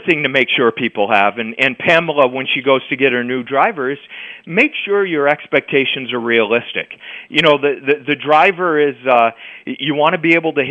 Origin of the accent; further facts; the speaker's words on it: Maine, United States; growing up in Maine